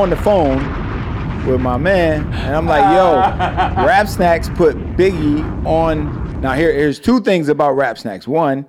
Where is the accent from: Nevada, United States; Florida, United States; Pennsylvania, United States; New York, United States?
New York, United States; New York City; also born or lived in Syracuse, New York; So I'm originally from Brooklyn, East New York, Coney Island.